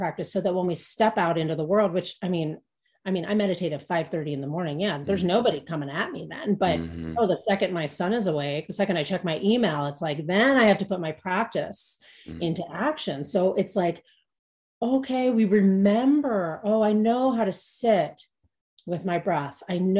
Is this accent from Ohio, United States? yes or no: yes; Cincinnati, Ohio, United States; now in Boulder, United States; I grew up in the Midwest too, but not. And where was that? Cincinnati.